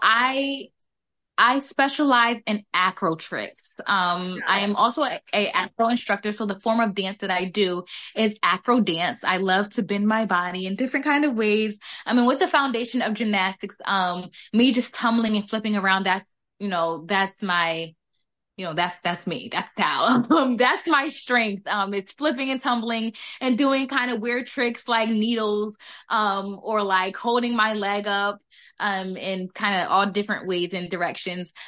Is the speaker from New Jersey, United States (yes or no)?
no; West Haven, Connecticut, United States; I'm from West Haven, Connecticut